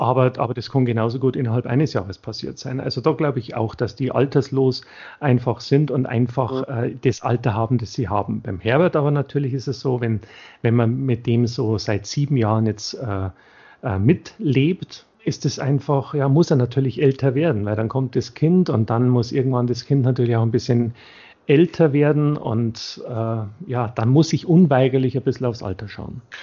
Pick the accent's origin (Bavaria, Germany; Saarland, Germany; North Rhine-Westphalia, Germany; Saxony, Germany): Bavaria, Germany; für mich als Bayer